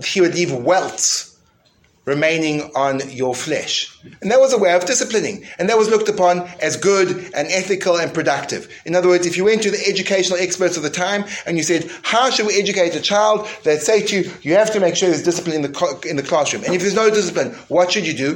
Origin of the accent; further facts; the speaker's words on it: South Africa; When I grew up in school in South Africa, the way that misbehavior was punished was with a cane